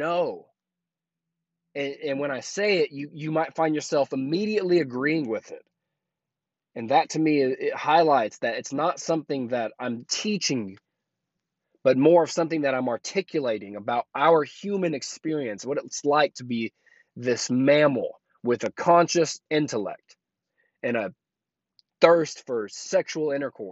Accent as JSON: {"language": "English", "region": "Oklahoma", "country": "United States", "tie": "born or raised there", "also_born_or_lived": "Colorado", "moved": "as an adult", "lives_now": "Tampa, United States", "said": "Oklahoma is my home state. That's where I'm from."}